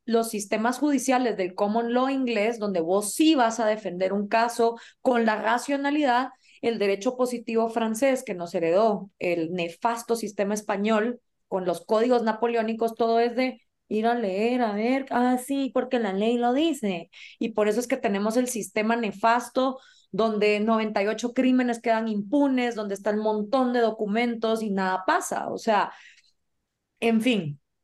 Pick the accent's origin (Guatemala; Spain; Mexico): Guatemala; soy de Guatemala